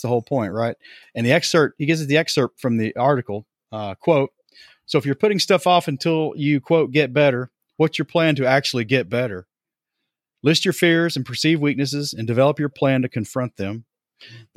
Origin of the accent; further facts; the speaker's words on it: Johnson City, Tennessee, United States; my hometown of Johnson City, Tennessee